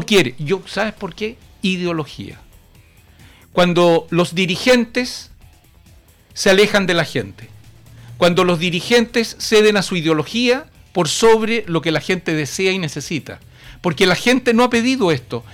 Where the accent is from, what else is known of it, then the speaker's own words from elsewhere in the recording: Chile; en mi país, en nuestro Chile